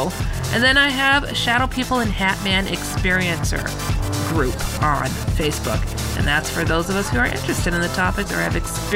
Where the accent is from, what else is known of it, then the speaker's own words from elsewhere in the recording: San Francisco, California, United States; I was born in San Francisco